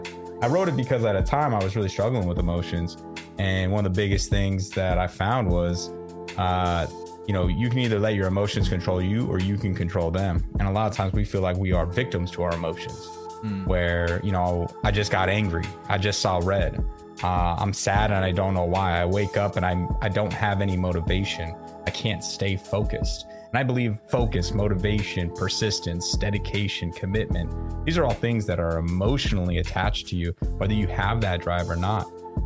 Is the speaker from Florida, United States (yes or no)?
yes; Florida, United States; born there; also born or lived in Nevada / Las Vegas / Southern California; I was born in Florida, moved around a lot, not in the military, just, you know, kind of just trying to chase a better job when I was younger. Had some home bases, Florida, Nevada, mainly Las Vegas and Southern California